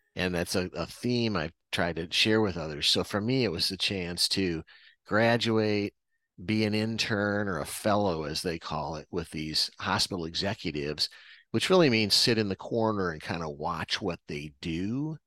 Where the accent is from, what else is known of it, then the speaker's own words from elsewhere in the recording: Iowa, United States; born and raised in Iowa